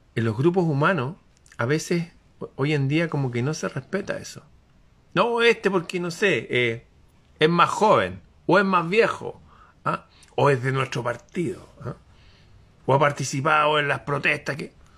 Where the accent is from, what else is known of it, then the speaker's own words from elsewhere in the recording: Chile; aquí en mi país